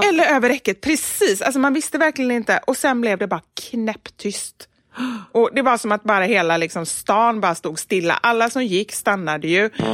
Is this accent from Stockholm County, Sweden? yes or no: no; Gothenburg, Västra Götaland, Sweden; moved away; Göteborg. Ja. Tillbaka till min hemstad